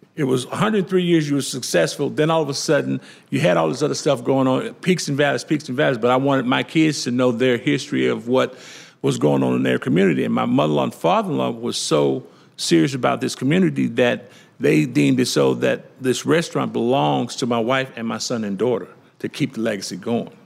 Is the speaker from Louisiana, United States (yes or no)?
yes; Louisiana, United States; I'm from Louisiana.